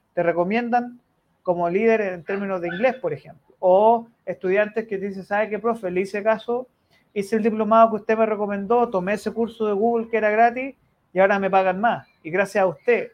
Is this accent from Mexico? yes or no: no; Chile; los chilenos somos latinos